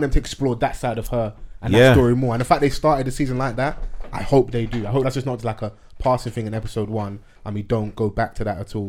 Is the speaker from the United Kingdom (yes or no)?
yes; United Kingdom; I was born in the UK, man.